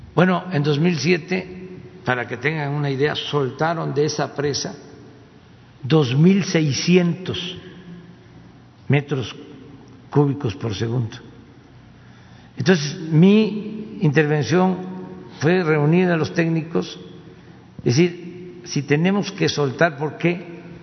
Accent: Tepetitán, Tabasco, Mexico; mi pueblo, a Tepetitán

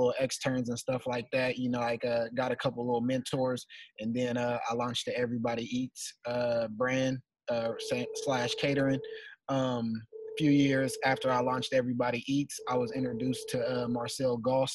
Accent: Portland, Oregon, United States; I'm from Northeast Portland, man, born and raised

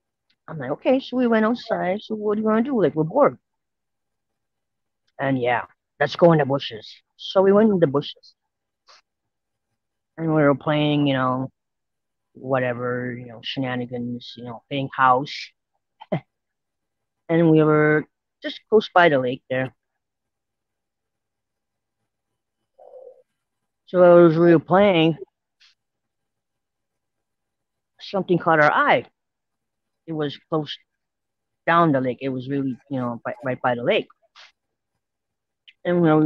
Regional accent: St. Theresa Point, Manitoba, Canada; I'm from St. Teresa Point, First Nation, Manitoba, Canada

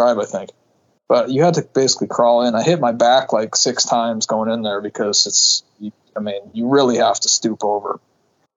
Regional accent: New England, United States; I grew up in New England.

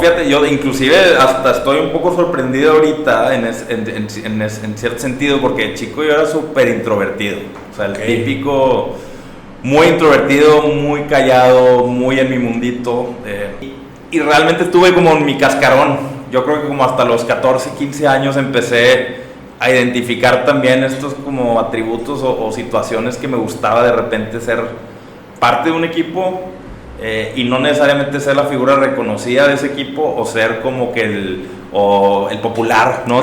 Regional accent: Monterrey, Nuevo León, Mexico; soy de aquí de Monterrey

